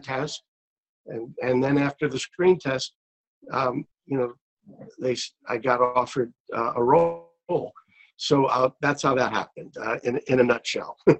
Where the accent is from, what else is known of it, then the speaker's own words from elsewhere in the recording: New York City, New York, United States; moved away as an adult; also born or lived in California; I grew up in in Brooklyn, New York